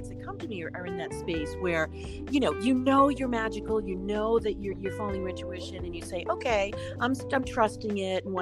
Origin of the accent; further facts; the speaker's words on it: Boston, Massachusetts, United States; I am from Boston